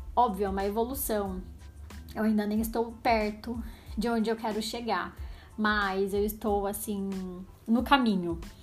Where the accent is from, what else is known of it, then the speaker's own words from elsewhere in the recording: Araras, São Paulo, Brazil; also born or lived in Campinas / United States; Vindo de uma cidade minúscula, não é tão minúscula assim, né? Araras tem 120 mil habitantes, talvez mais, I don't know. Pra quem não sabe, eu moro em Araras, é uma cidade no interior de São Paulo. Nasci em Campinas, que também é interior de São Paulo, mas moro em Araras, assim, desde sempre.